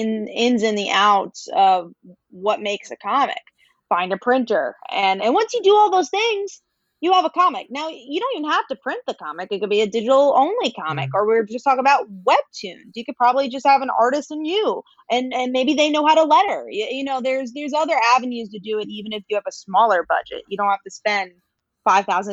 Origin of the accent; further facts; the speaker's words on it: New York, United States; I'm from New York